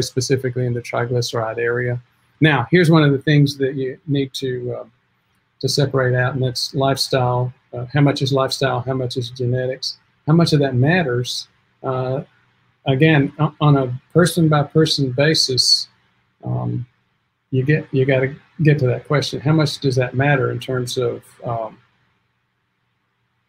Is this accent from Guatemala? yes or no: no; Spartanburg, South Carolina, United States; I am from South Carolina, Spartanburg